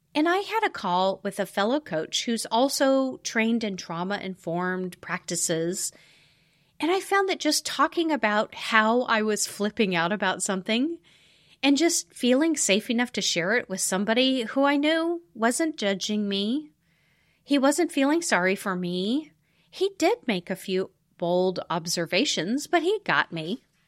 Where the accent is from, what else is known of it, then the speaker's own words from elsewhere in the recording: the American West, United States; I grew up in the American West